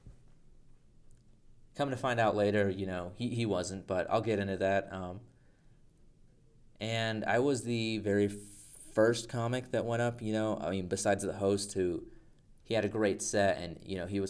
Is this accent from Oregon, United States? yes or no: no; Albuquerque, New Mexico, United States; now in Littleton, United States; I moved from Albuquerque, and now I live in Littleton.